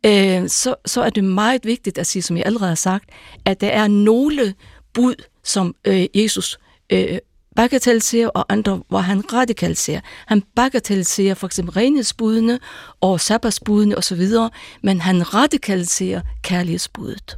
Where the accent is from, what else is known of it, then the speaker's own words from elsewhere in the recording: Faroe Islands; first language Faroese; Danish is a second language; also born or lived in Jutland / North Zealand / North Jutland / Aarhus; now in Denmark; jeg kommer fra Færøerne